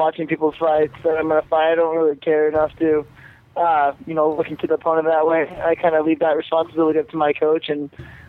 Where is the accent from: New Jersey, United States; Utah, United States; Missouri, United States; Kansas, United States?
Utah, United States; Moore; also born or lived in Anaheim, California; I was 7, I moved to Utah, so I remember more Utah than I do California.